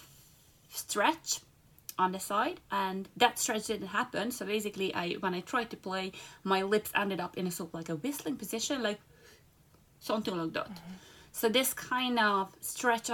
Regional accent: Budapest, Hungary; moved away as an adult; also born or lived in London; Budapest in Hungary. That's my hometown

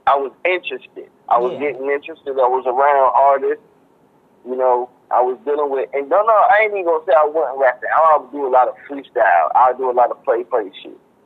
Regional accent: Washington, District of Columbia, United States; That's where I grew up going to in Washington, D.C.

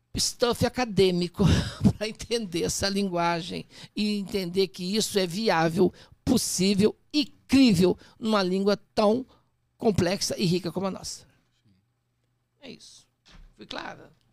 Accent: Poços de Caldas, Minas Gerais, Brazil; also born or lived in Machado / Serrania; now in São Paulo, Brazil; Nasci em Machado, fui criado em Serrania e Poços Caldas

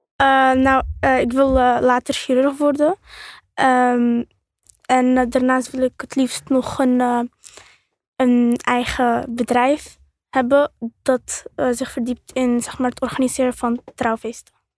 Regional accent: Netherlands; mijn afkomst is Marokkaans en ik ben geboren in Nederland

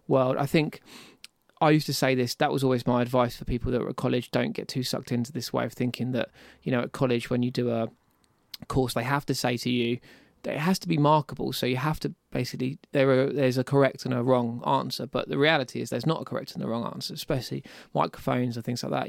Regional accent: Deal, South East England, United Kingdom; I was in Deal, I grew up in Deal, um, so it was at my parents' house there

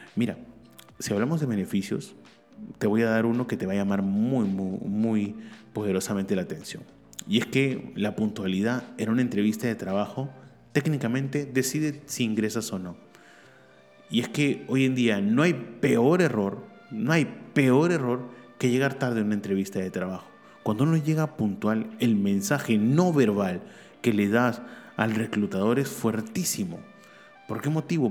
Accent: Peru; also born or lived in Barcelona; acá en mi país, Perú

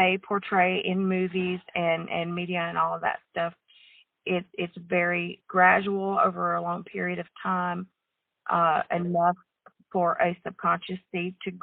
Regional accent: the South, United States; growing up in the South

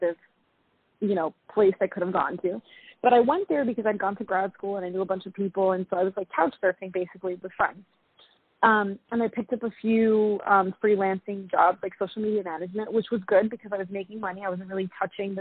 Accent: New York City, New York, United States; also born or lived in London; being that I'm from New York City, the rat race is very common

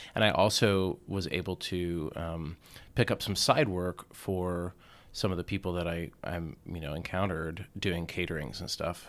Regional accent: Atlanta, Georgia, United States; moved away as an adult; also born or lived in Indiana / Richmond; I grew up in the suburbs of Atlanta.

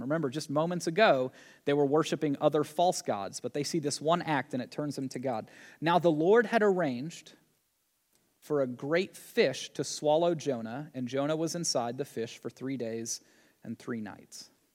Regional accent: Tennessee, United States; growing up in Tennessee

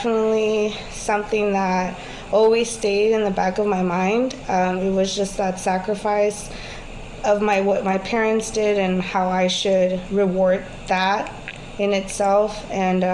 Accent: Houston, Texas, United States; also born or lived in California; I was born in California, but I was raised in Houston, Texas all of my life. I grew up in Southeast Houston

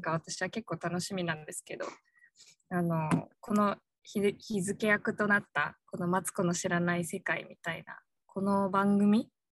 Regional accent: Miyazaki, Japan; 私宮崎出身

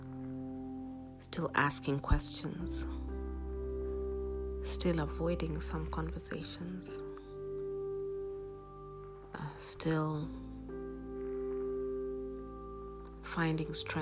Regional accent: Nairobi, Kenya; moved away as an adult; now in Rome, Italy; I moved from Nairobi, Kenya, which is my home, my country of birth, to Rome, Italy, and I've been here since.

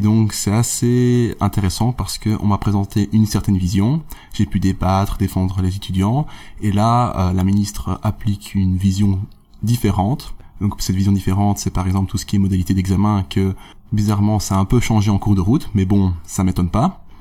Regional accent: Namur, Wallonia, Belgium; je viens de Namur, donc j'ai fait mon bachelier à l'UNAMUR

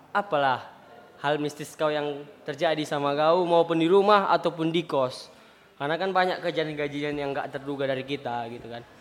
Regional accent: Tanjung Balai, North Sumatra, Indonesia; Asal kami Tanjung Balai.

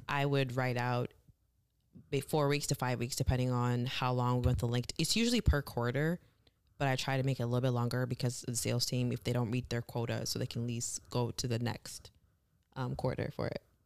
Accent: Michigan, United States; also born or lived in Kenya; I was born in Kenya, raised in Michigan

